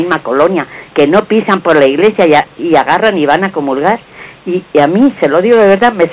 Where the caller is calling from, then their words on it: Madrid, Community of Madrid, Spain; de Madrid.